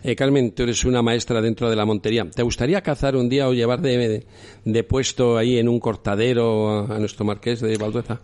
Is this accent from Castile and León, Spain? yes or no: yes; León, Castile and León, Spain; soy pescador porque soy de León